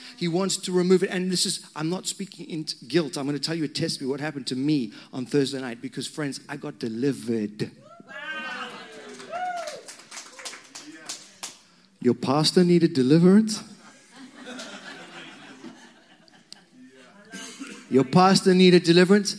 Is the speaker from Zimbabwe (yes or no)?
yes; Zimbabwe; moved away; I come from Zimbabwe, and in that country, when I was a young man, which was quite a long time ago